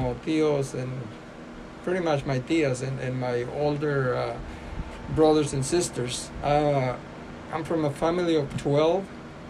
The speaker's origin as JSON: {"language": "English", "town": "Topia", "region": "Durango", "country": "Mexico", "said": "I was born in Mexico, in Topia, Durango, Mexico."}